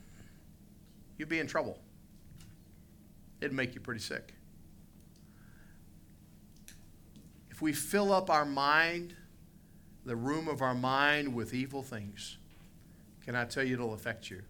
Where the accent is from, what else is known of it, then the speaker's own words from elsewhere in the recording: West Virginia, United States; I grew up in West Virginia.